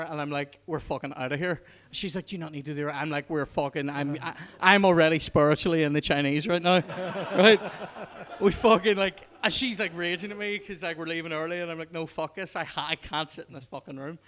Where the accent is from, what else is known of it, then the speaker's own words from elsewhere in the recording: Belfast, Northern Ireland, United Kingdom; that's where I used to tell the Brits I lived, because I didn't want to say Twinbrook, right? Hashtag West Belfast life